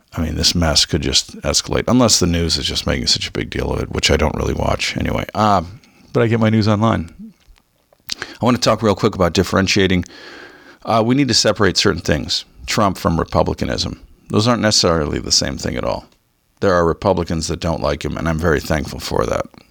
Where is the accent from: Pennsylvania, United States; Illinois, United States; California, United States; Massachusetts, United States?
California, United States; Southern; Growing up in Southern Cal